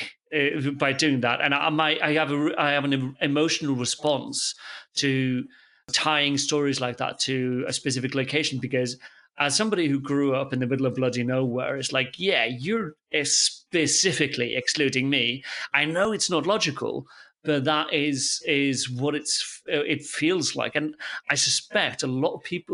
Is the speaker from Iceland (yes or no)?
yes; Iceland; also born or lived in Lancaster, England; I was born and raised in Iceland, and the times when I lived in the UK when I was a kid was in a small village outside of Lancaster